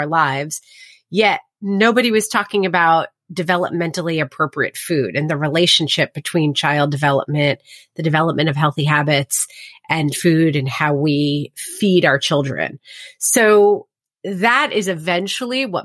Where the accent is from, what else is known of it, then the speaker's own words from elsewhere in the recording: New Jersey, United States; I grew up in New Jersey